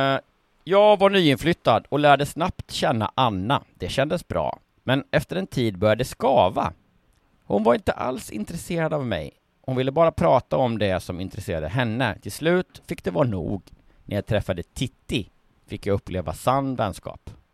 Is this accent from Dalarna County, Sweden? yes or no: no; Lindsdal, Kalmar County, Sweden; Lindsdals nazist som där jag kommer ifrån